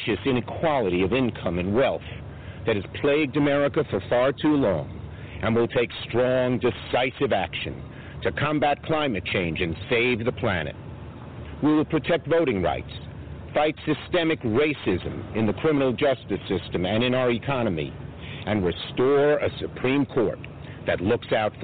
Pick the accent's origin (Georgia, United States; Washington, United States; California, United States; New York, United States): New York, United States; New York City; my hometown, Brooklyn, New York.